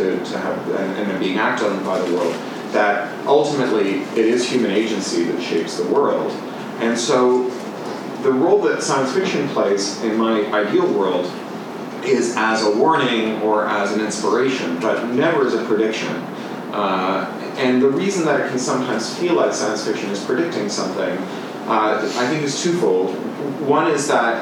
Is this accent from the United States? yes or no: no; Canada; moved away; also born or lived in United Kingdom; As a Canadian who then lived in the UK